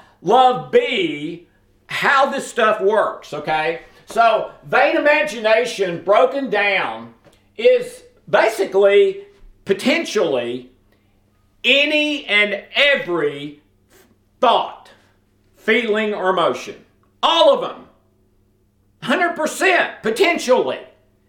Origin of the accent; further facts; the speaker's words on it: the South, United States; I'm from the South